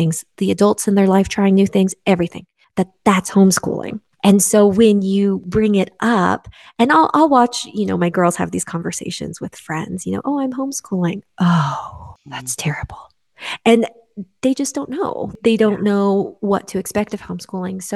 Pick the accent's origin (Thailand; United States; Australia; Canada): United States; Midwest; now in West Coast, United States; I grew up in the Midwest and now I live on the West Coast